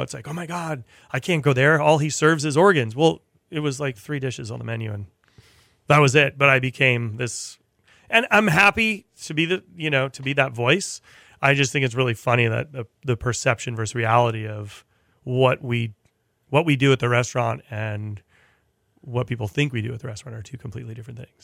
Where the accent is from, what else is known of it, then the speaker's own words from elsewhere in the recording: Providence, Rhode Island, United States; moved away as an adult; I went to Johnson and Wales in Providence, which was, um, you know, pretty much my hometown